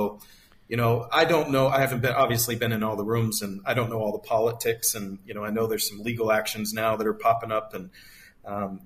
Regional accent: United States; moved away as an adult; an American who has been living abroad for so many years

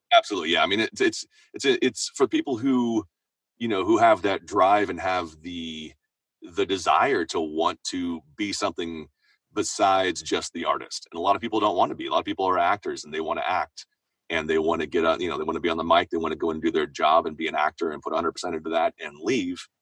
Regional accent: Seattle, Washington, United States; moved away as an adult; now in Los Angeles, United States; I'm from Seattle, so I was living living up north

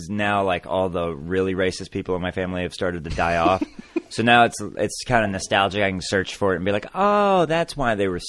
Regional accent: the South, Southern United States, United States; as a Southern person that's from poor families.

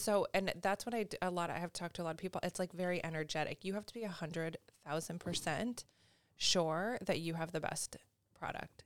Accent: Syracuse, New York, United States; moved away; I'm originally from Syracuse, New York, so upstate New York

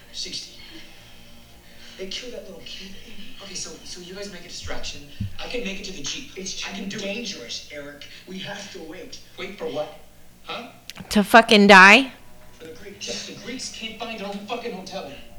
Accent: United States; I'm American?

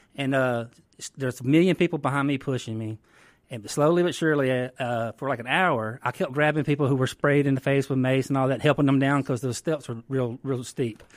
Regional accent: Greenville, Mississippi, United States; I'm from the Mississippi Delta, the Greenville, Washington County area.

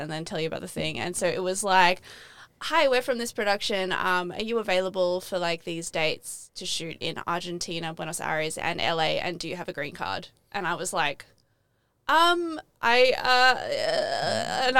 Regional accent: Australia; accent: Australian; I was the only Australian.

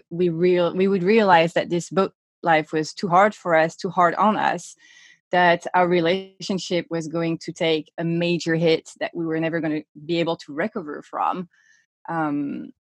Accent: Sweden; born or raised there; moved away; also born or lived in Stockholm

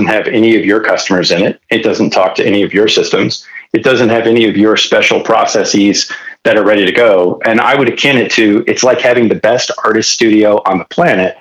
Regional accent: Detroit, Michigan, United States; now in California, United States; before I moved to California, I was born and raised in Detroit

